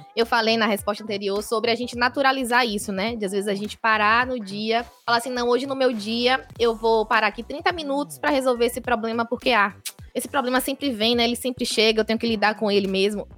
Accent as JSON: {"language": "Portuguese", "town": "Feira de Santana", "region": "Bahia", "country": "Brazil", "tie": "born or raised there", "said": "Sou natural de Feira de Santana, sou baiana"}